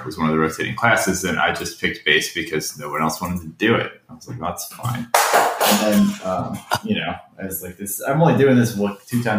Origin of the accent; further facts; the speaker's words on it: Florida, United States; also born or lived in Ohio; I was born in Ohio, but I've lived here since I was six. So it's like there's a little, I'm sure there's a little bit of formative weirdo in me from Ohio, but the rest of the weirdos from Florida.